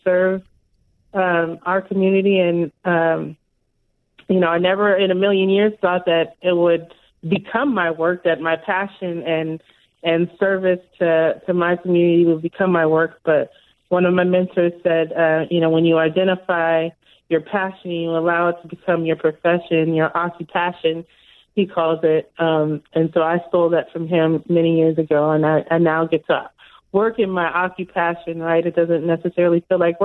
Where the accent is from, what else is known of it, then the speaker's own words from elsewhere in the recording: Los Angeles, California, United States; now in Seattle, United States; I grew up in Pacoima, which was back then a predominantly Black neighborhood